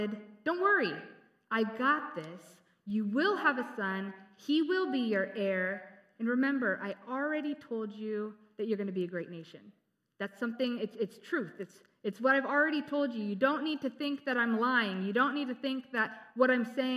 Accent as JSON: {"language": "English", "town": "San Diego", "region": "California", "country": "United States", "tie": "born or raised there", "said": "I grew up in San Diego"}